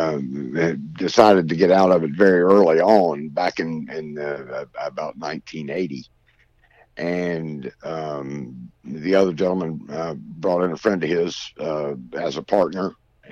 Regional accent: Greensboro, North Carolina, United States; I'm from Greensboro

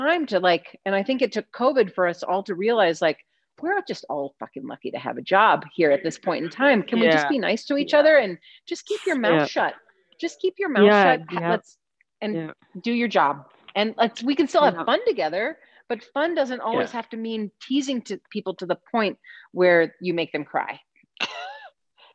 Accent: Alabama, United States; now in Colorado, United States; I was born in Alabama.

